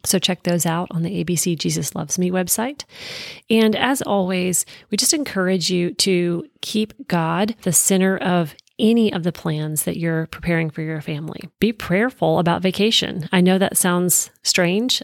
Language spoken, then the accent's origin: English; East Coast, United States; moved away; I grew up on the East Coast